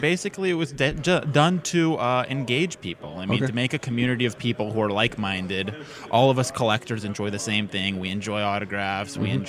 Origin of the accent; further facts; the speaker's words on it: California, United States; I'm a Californian